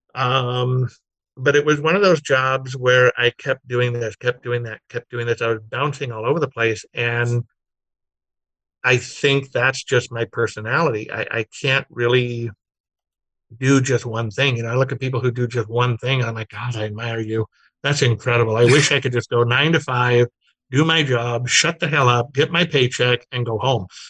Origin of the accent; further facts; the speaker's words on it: Glendale, California, United States; I grew up in Glendale, which is Burbank